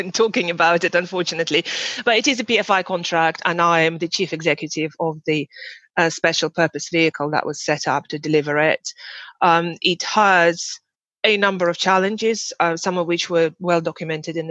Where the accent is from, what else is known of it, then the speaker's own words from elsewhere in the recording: Russia; moved away as an adult; I'm from Russia originally, and I started my job there